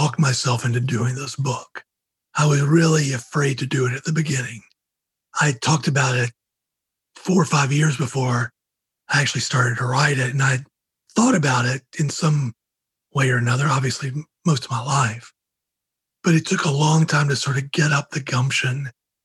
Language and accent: English; Georgia, United States; I grew up in Georgia